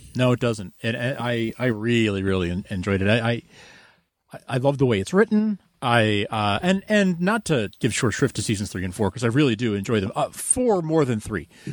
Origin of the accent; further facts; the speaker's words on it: United States; as an American